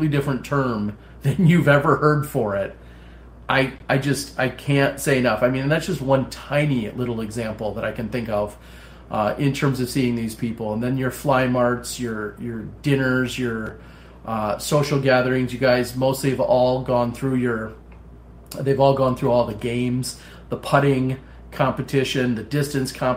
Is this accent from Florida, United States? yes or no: no; Appleton, Wisconsin, United States; my hometown in at the time Appleton, Wisconsin